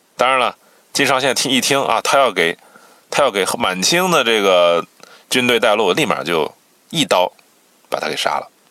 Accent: China; 我们中国人啊爱避讳惨败，图个吉利

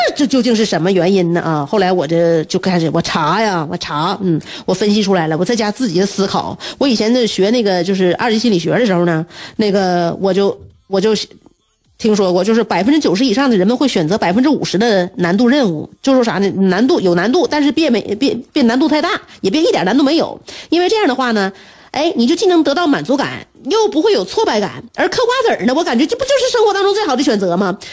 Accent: China; 我们中国人

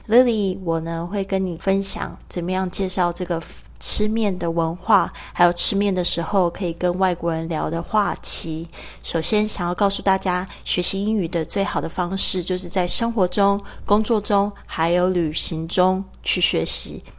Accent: Kaohsiung, Taiwan; 我的老家高雄盐城区

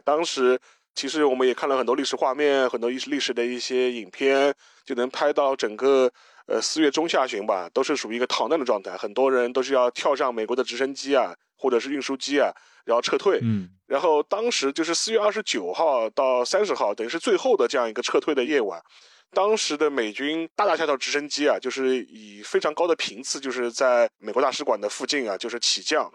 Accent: China; 我们中国人

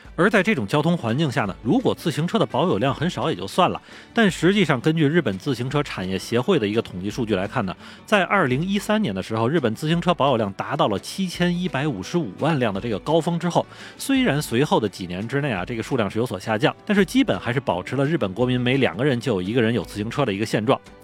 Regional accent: China; now in Japan; 作为中国人的我

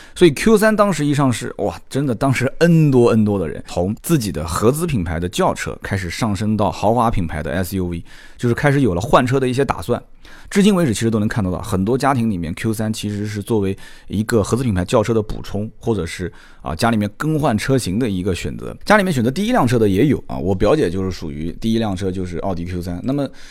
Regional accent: Nanjing, Jiangsu, China; 我南京人说的不太清楚

